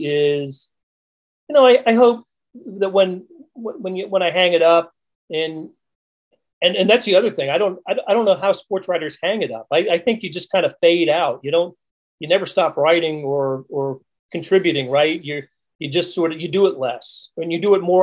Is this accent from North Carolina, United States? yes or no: yes; North Carolina, United States; moved away as an adult; also born or lived in Raleigh, North Carolina / Pennsylvania; now in Kansas City, United States; both of us grew up in North Carolina, and I'm from Pennsylvania, and she lived in other places, we consider Kansas City our home